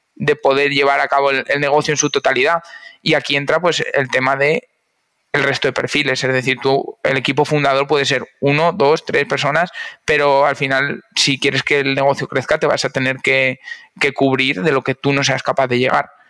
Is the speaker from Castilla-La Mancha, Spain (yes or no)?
yes; Cuenca, Castilla-La Mancha, Spain; moved away as an adult; now in Valencia, Spain; yo nací en Cuenca y muy digitalizado no estaba hasta que no llegué a Valencia